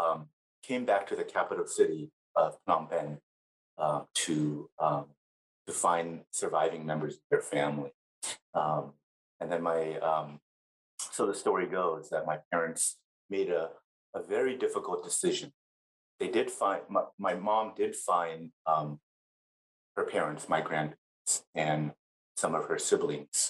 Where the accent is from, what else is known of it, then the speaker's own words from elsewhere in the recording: Los Angeles, California, United States; moved away as an adult; also born or lived in Cambodia / Thailand; now in Minnesota, United States; I grew up in Los Angeles, California, where my family resettled after living in Thai refugee camps